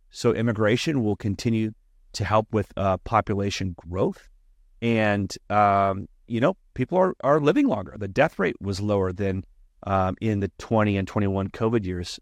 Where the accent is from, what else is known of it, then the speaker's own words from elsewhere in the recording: Texas, United States; also born or lived in Florida; now in California, United States; my home state in Texas